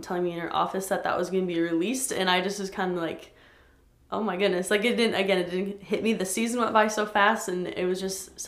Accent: Sioux Falls, South Dakota, United States; also born or lived in St. Paul; I grew up here in Sioux Falls pretty much all my life.

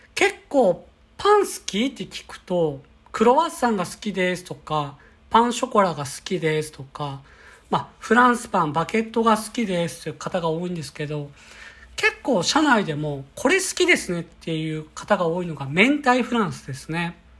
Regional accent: Kyoto, Japan; now in Tokyo, Japan; 私は京都出身で地方から来た人間

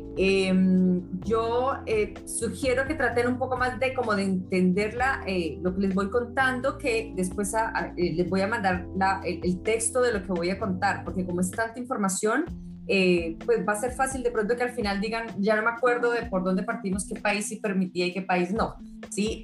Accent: Colombia; moved away; also born or lived in Australia / England; Soy colombiana

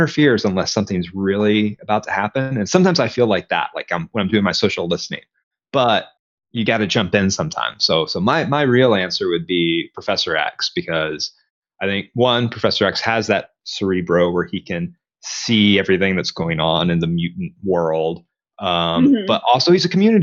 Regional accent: Conway, Arkansas, United States; moved away as an adult; also born or lived in Texas; here at the University of Central Arkansas, which is in my hometown

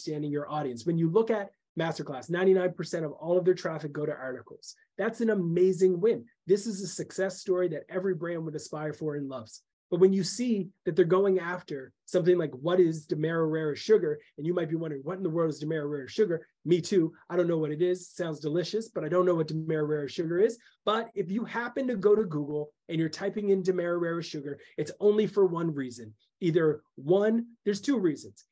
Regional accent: Canada; I'm a Canadian

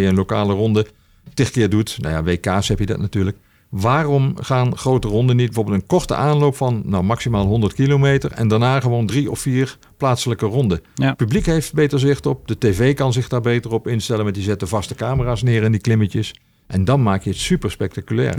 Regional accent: Limburg, Netherlands; ik ben echt opgegroeid in Limburg met wielrennen

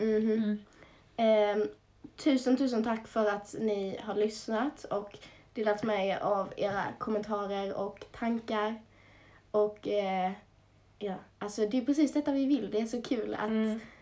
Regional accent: Småland, Sweden; accent: Småland dialect; Jag började i Småland, som min dialekt kanske avslöjar.

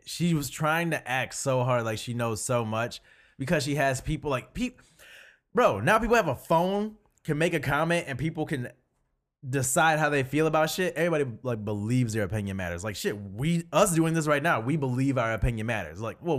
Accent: Pontiac, Michigan, United States; It's like, I grew up in Pontiac, but I want to look down on it because I think I can have better because I've been here.

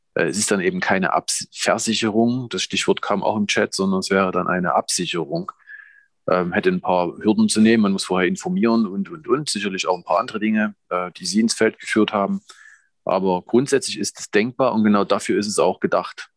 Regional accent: Grimma, Saxony, Germany; ich stamme aus Grimma, äh, in Sachsen

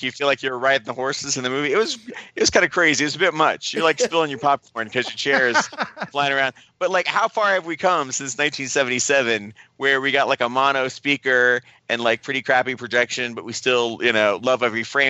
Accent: Ohio, United States; moved away; guys that I grew up with in Ohio

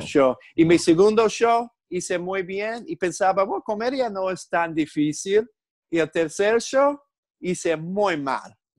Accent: New York, United States; Spanish is a second language; moved away as an adult; now in Dominican Republic; nací y crecí en Nueva York con muchas culturas diferentes

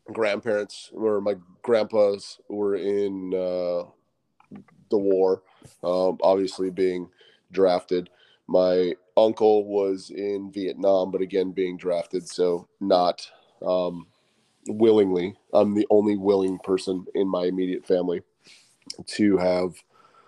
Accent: Fargo, North Dakota, United States; moved away as an adult; Born and raised in Fargo, North Dakota. Did 18 years there

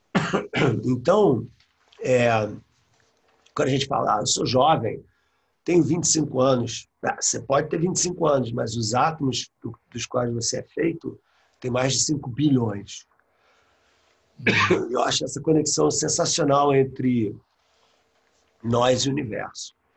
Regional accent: Rio de Janeiro, Brazil; moved away as an adult; also born or lived in England; now in United States; eu sou carioca, né? Cresci na prática, de Copacabana, é, saí do Brasil com 23 anos.

